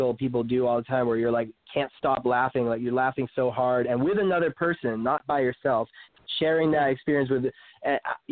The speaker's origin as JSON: {"language": "English", "region": "Maine", "country": "United States", "also_born_or_lived": "South Florida", "moved": "yes", "said": "I come from Maine"}